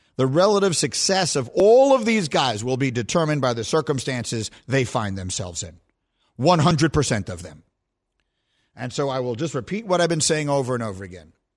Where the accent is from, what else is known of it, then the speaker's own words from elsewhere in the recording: New York, United States; I grew up in New York